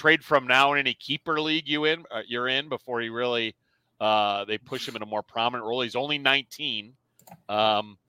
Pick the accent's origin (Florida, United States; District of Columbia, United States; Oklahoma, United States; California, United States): District of Columbia, United States; Washington; also born or lived in Boston area, Massachusetts; now in Boston, United States; I grew up in Washington, happy to have moved to the Boston Celtic area.